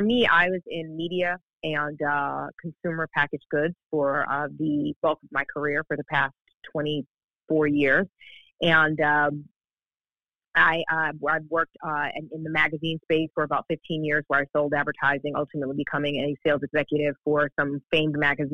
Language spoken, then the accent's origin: English; New York City, New York, United States; Growing up in New York, I grew up in Brooklyn, New York